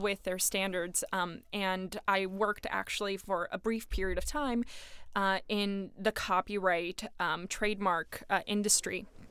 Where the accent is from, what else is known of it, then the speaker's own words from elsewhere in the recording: New York, United States; I am from New York